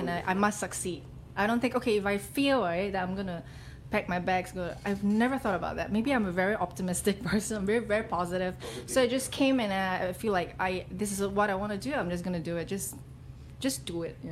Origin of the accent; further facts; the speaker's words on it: Kota Kinabalu, Sabah, Malaysia; moved away as an adult; also born or lived in United States; now in Singapore; I'm from Kota Kinabalu, Sabah, right? It's a small town, and I studied there and went to the States to study, and then I went back to Kota Kinabalu